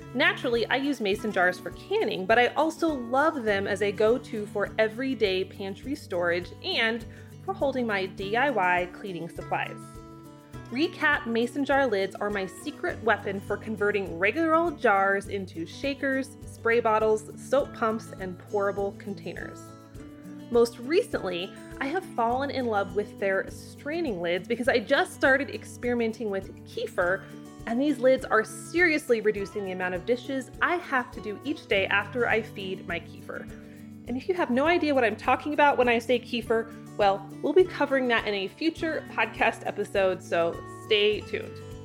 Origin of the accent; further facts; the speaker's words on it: Idaho, United States; also born or lived in Southeast Wyoming; now in Wyoming, United States; growing up in Idaho